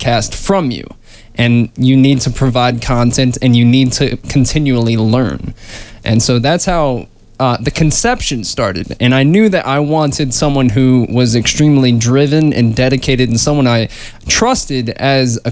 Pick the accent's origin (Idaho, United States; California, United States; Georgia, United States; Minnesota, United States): Georgia, United States; Atlanta; I'm an actor from Atlanta, Georgia.